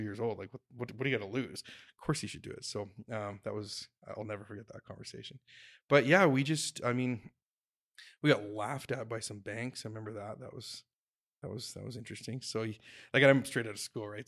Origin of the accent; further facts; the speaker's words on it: Jasper, Alberta, Canada; moved away; I grew up in Jasper, so I kinda, I went back to Jasper